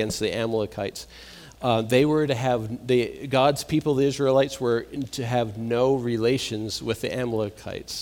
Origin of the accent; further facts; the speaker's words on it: Massachusetts, United States; moved away; I'm from Massachusetts